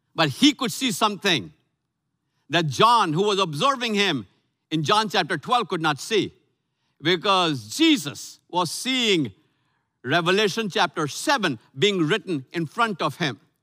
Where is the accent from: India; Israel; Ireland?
India; Lucknow, Uttar Pradesh; moved away; my hometown of Lucknow, India, North India